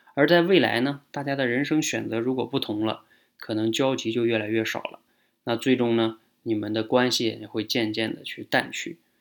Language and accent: Chinese; Northeast China, China; 像我们是东北的哈